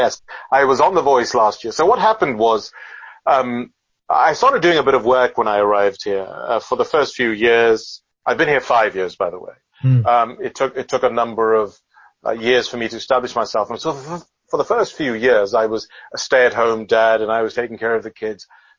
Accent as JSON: {"language": "English", "country": "United Kingdom", "lives_now": "Adelaide, Australia", "said": "I don't know how to put this politely to British people, and I am British, by the way, but she'd come to the place where she found England a little cold and wet. So she decided she wanted to come back to Adelaide."}